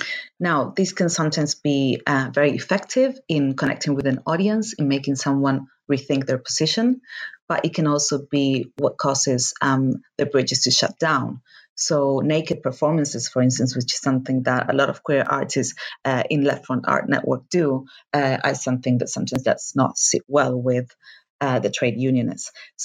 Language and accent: English; Argentina; moved away; I am from Argentina, and actually my current project is based in Argentina, but I've been living here for a long time